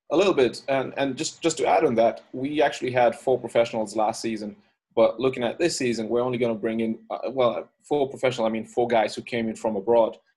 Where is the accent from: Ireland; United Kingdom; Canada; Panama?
Ireland; moved away; I'm originally from Ireland. Um, I grew up there